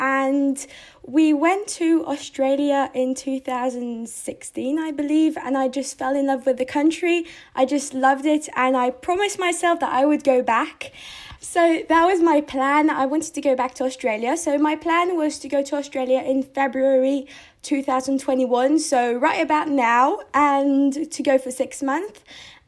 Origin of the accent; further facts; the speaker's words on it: United Kingdom; So I was really happy because, they're British people. And I'm British, so I felt like good.